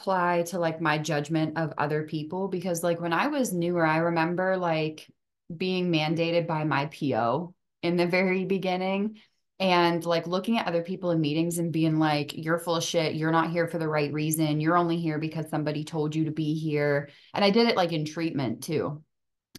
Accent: the North, United States; I'm from the North

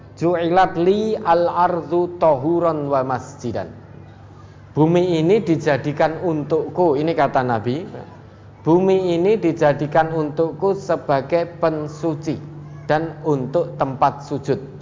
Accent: Surakarta, Central Java, Indonesia

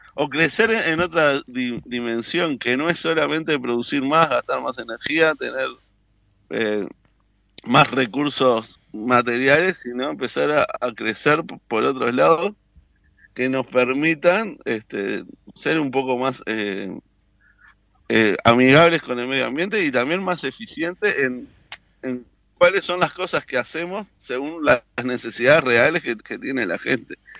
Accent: Canelones, Uruguay; soy del departamento de Canelones

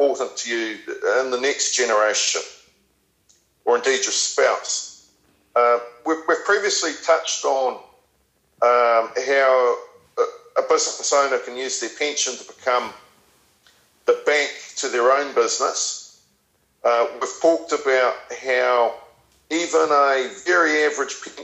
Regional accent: New Zealand; moved away as an adult; now in England, United Kingdom; I'm a New Zealander originally. I left New Zealand in the mid-2000s, and I chose to come over this side of the world, and I've chose to live in England specifically.

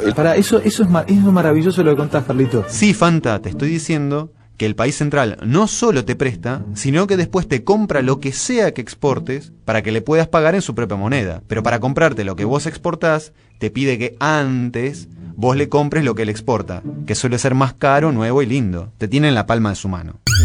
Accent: Argentina

